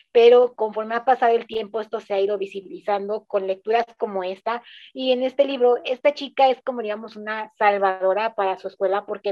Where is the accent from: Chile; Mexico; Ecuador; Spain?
Mexico; tres mexicanos aquí hablándoles